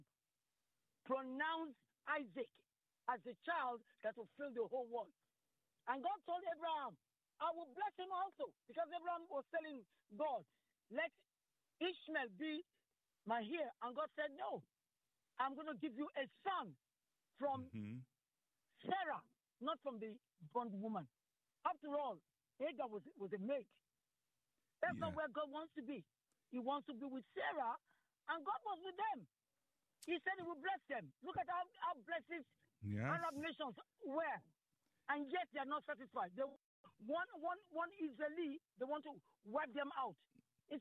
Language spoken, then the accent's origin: English; Nigeria; now in Greenbelt, Maryland, United States; I'm a Nigerian by birth, but I'm a naturalized American citizen.